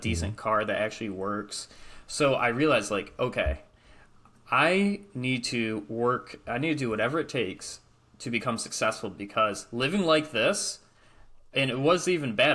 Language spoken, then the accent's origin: English; Michigan, United States; I'm from Michigan